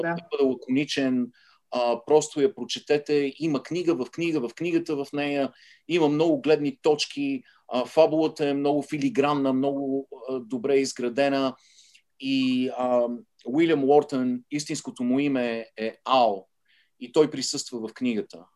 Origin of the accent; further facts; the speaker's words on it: Sofia, Sofia City, Bulgaria; moved away as an adult; now in United States; аз израснах в центъра на София, на Солонска и Витушка, беше нашия